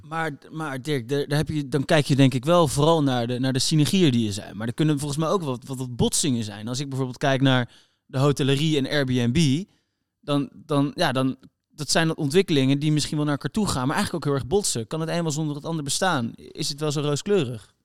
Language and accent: Dutch; Netherlands; we als Nederlander